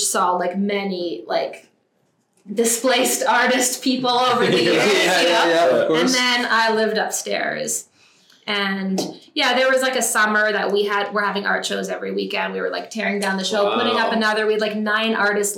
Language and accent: English; Ottawa, Ontario, Canada; moved away as an adult; now in Calgary, Canada; I came out here when I was 18 and I'm from Ottawa.